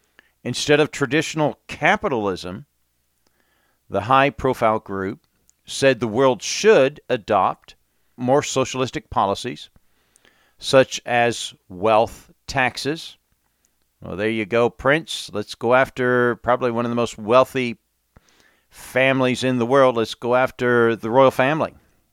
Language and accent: English; England, United Kingdom; when I grew up in England, we had storms and snow